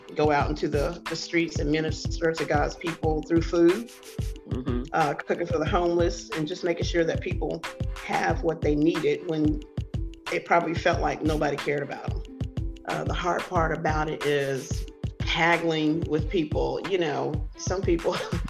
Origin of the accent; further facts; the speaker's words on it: the South, United States; that's where we're from. We're from the South.